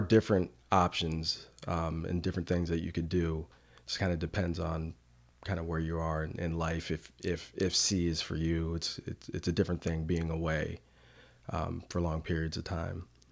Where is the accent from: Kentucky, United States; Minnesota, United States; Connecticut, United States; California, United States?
Connecticut, United States; New Canaan; now in Durham, United States; in a small town called, uh, New Canaan